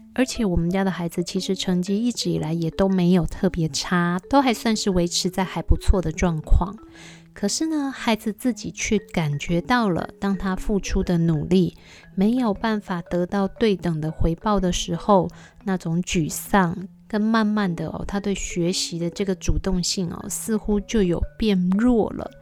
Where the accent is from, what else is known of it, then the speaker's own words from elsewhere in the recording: Taiwan; 我们台湾人